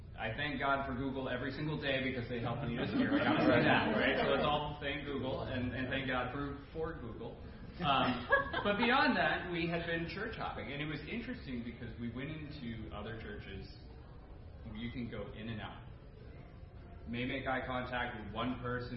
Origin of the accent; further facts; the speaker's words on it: Maine, United States; now in Burlington, United States; I grew up in Maine, very similar to Larry